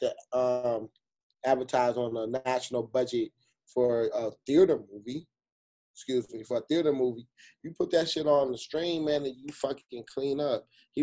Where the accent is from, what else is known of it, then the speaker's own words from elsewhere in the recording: Jamaica; I got to hit Jamaica. And I'm Jamaican, shit.